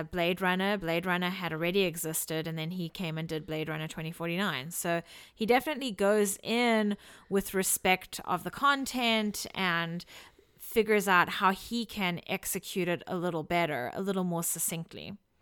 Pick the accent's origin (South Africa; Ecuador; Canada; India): South Africa; now in Washington, United States; I come from South Africa